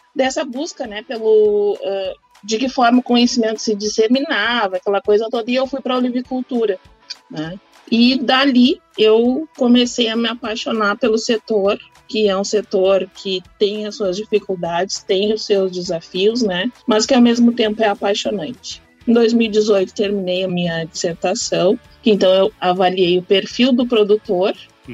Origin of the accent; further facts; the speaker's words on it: Bagé, Rio Grande do Sul, Brazil; eu sou de Bagé, Rio Grande do Sul